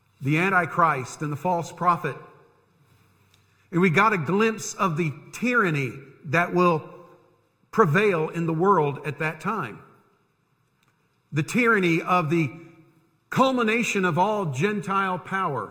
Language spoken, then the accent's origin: English; United States; I was born and raised in this country.